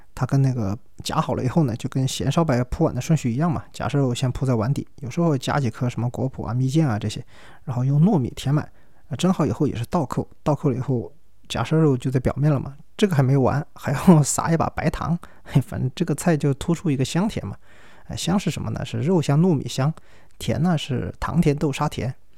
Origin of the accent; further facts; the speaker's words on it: Sichuan, China; 我们四川人当然最喜欢的还是拌肺片